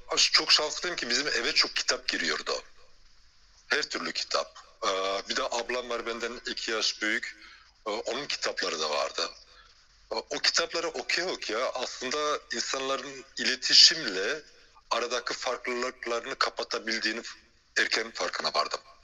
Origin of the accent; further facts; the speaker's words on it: Belgium; moved away as an adult; also born or lived in China / France; now in Istanbul, Turkey; Belçika'da doğdum büyüdüm. Göçmen aile çocuğuyum.